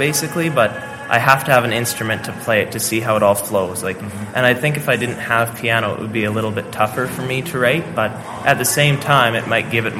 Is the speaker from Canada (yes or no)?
yes; Borden, Saskatchewan, Canada; also born or lived in Delisle; I was born in Saskatoon, and then we lived in Delisle till I was about three or four, and then we ended up moving to Borden. And that's where I've been for pretty much my whole life.